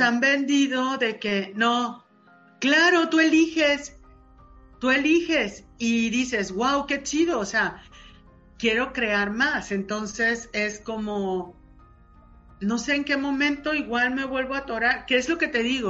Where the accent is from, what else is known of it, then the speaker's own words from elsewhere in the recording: Sinaloa, Mexico; soy sinaloense